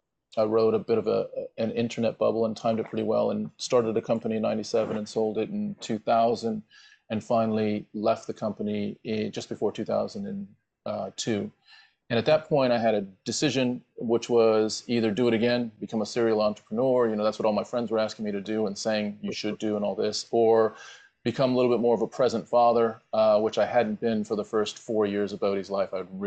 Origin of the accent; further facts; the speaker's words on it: Las Vegas, Nevada, United States; moved away as an adult; also born or lived in California / Jackson Hole, Wyoming; now in United Kingdom; I was born in the States as well. So I had You're a born in Vegas. yeah in Vegas